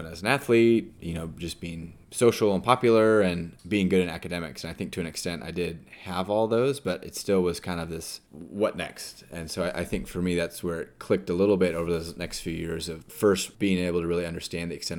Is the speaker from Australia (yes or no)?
no; Carlsbad, California, United States; moved away as an adult; also born or lived in Austin, Texas; I originally am from here and grew up with Matt